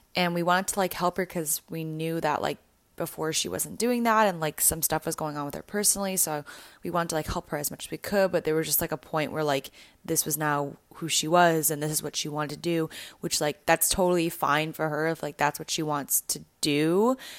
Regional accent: Canada; moved away; growing up, I grew up in Canada

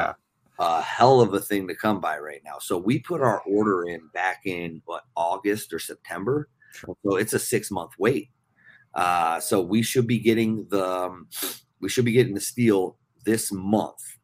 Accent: New Jersey, United States; moved away as an adult; also born or lived in Minnesota; now in Brookings, United States; growing up on the East Coast

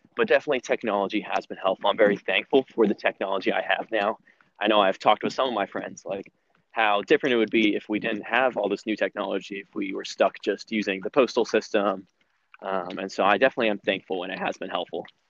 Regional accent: Raleigh, North Carolina, United States; I'm from Raleigh, and I'm currently a sophomore at NC State

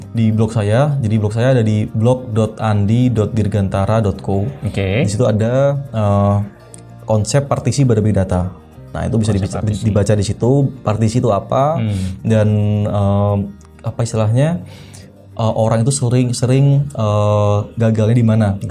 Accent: Malang, East Java, Indonesia; also born or lived in Blitar; Malang itu uh, eh, hometown saya, mm -hmm. saya lahir di Malang

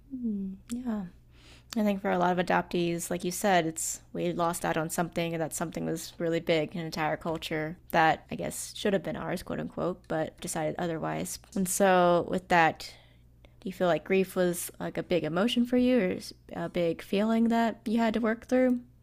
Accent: Kentucky, United States; also born or lived in Fujian, China; I grew up in a very small town in Kentucky

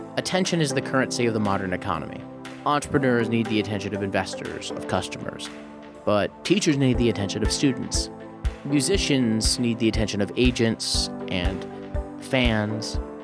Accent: Midwest, United States; loved growing up in the Midwest

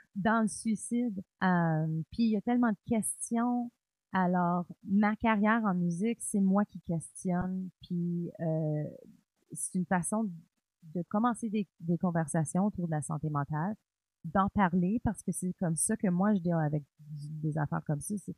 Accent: Cornwall, Ontario, Canada; je suis franco-ontarienne, euh, née à Cornwall, en Ontario

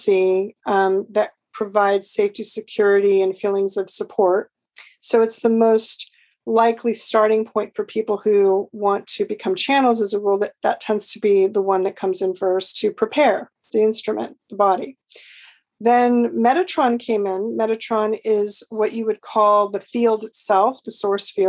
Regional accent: Los Angeles, California, United States; I was born and raised in LA in Los Angeles, the city of angels

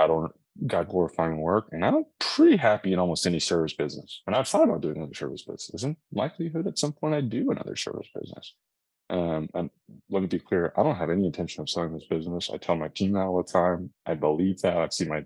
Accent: Austin, Texas, United States; born and raised in Austin, Texas

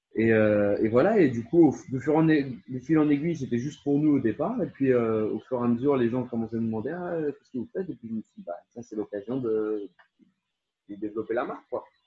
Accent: France; now in Netherlands; je suis français, mais j'habite aux, Pays-Bas

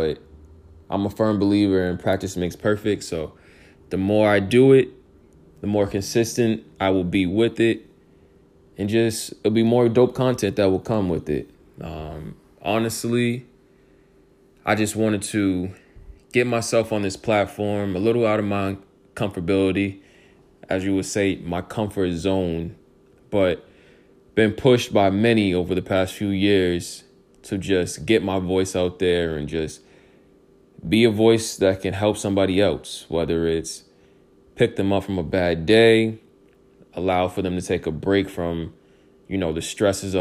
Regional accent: Boston suburbs, Massachusetts, United States; I was born in Boston, Brigham Women's Hospital. I think I lived in the city for 2 or 3 days, my mom said. But I lived in the suburbs my whole life

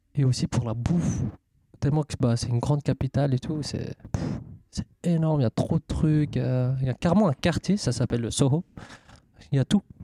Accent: Switzerland; je suis suisse

